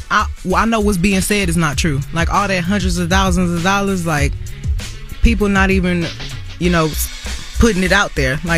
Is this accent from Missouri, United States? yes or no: no; Houston, Texas, United States; I'm from Houston.